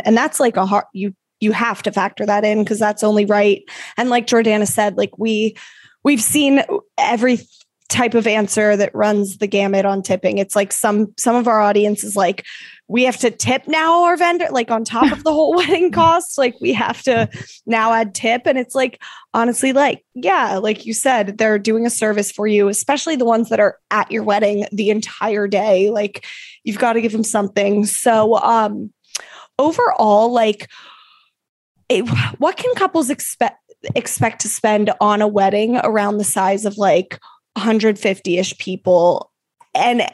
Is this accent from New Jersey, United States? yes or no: no; Salisbury, Maryland, United States; moved away; we went home to the Eastern Shore of Maryland to do that back home